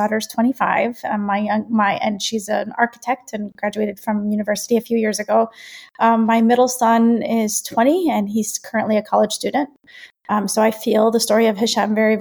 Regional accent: New York City, New York, United States; we grew up in a very Palestinian home in Brooklyn

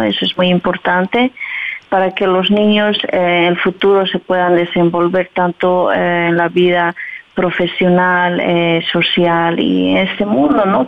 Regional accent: southern Bolivia, Bolivia; moved away as an adult; now in Bergschenhoek, Netherlands; Yo soy de Bolivia, soy del sur de Bolivia, que se llama Pisa y vivo por aquí a 21 años

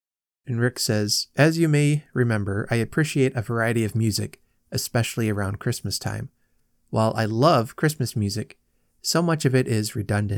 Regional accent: Lafayette, Indiana, United States; When I was young, growing up in Lafayette, my daily world was restricted to the areas that I could reach on my bicycle.

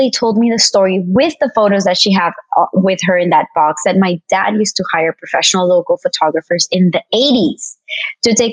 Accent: Colombia; now in Miami, United States; I am originally from Colombia and was raised between Miami and Colombia.

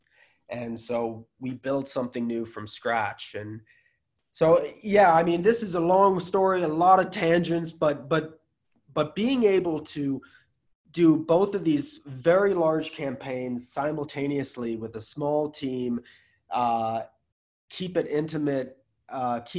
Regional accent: United States; I'm American

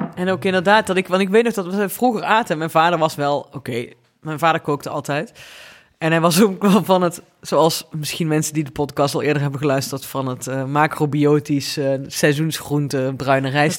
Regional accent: Venlo, Limburg, Netherlands; omdat ik uit Venlo kom

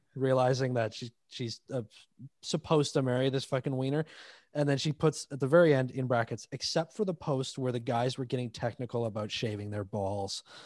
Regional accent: Toronto, Ontario, Canada; I grew up in Toronto

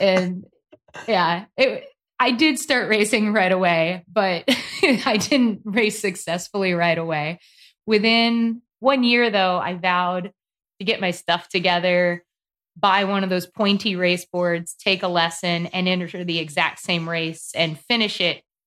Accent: North Carolina, United States; also born or lived in Santa Barbara, California; I'm from North Carolina. It is nice and warm here

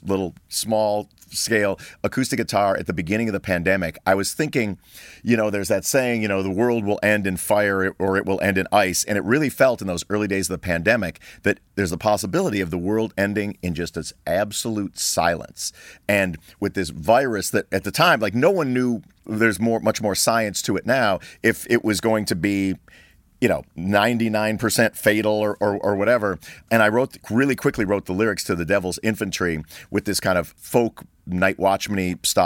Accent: Libertyville, Illinois, United States; my hometown of Libertyville, Illinois, which is about an hour north of Chicago

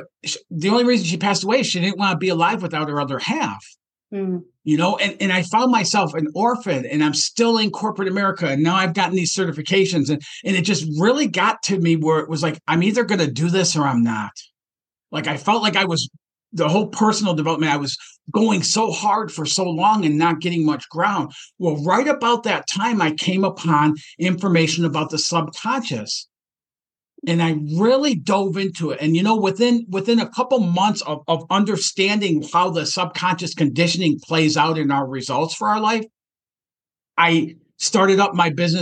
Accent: Detroit, Michigan, United States; I grew up in Detroit, Michigan

